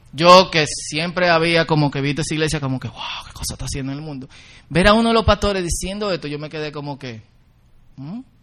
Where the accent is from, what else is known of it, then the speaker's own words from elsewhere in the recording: Dominican Republic; Nosotros como dominicanos